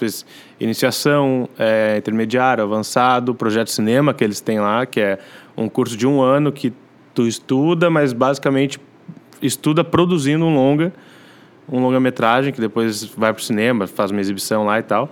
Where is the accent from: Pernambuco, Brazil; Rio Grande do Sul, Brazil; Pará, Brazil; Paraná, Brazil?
Rio Grande do Sul, Brazil; Novo Hamburgo; moved away as an adult; also born or lived in Rio de Janeiro; now in São Paulo, Brazil; Nasci, é. Fui parido lá. E aí fui criado aqui no Sul.